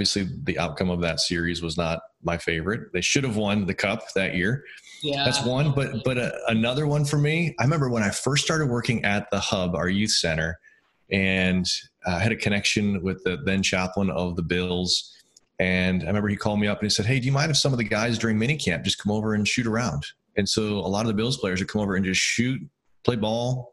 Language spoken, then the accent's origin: English; East Aurora, New York, United States; I grew up in East Aurora